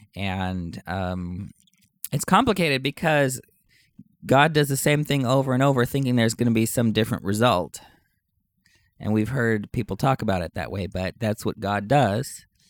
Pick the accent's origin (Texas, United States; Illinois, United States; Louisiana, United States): Texas, United States; Knippa; moved away; I'm from Texas, but you probably don't know that I'm actually from Uvalde County, uh, ten miles away from Uvalde. And so in Canepa